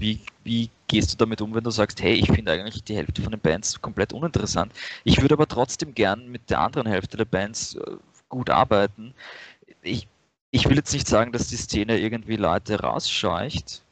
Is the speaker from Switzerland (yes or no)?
no; Vienna, Austria; ich bin aus Wien